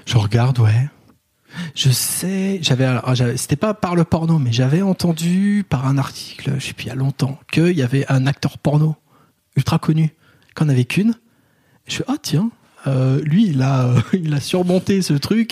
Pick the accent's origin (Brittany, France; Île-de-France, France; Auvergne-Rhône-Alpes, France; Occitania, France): Île-de-France, France; Paris; en tant que Parisien blanc grand